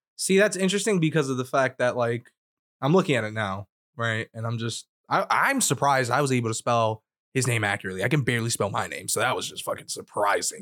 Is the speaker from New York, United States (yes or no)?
yes; New York, United States; I grew up in New York